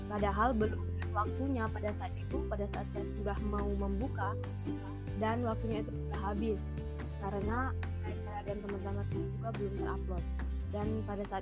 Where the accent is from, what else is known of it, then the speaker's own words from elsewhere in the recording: Balantak, Central Sulawesi, Indonesia; Asal saya dari Balantak, Kabupaten Banggai, Provinsi Sulawesi Tengah.